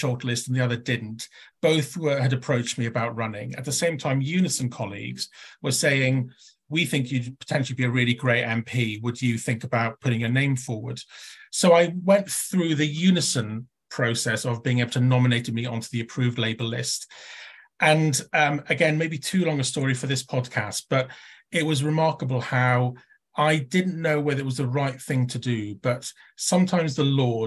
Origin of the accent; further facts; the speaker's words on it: Llanelli, Wales, United Kingdom; growing up when I did, where I did, seeing the effects of the 1980s deindustrialization of the old Welsh mining valleys and old industrial towns. My Llanelli was a tin plate town.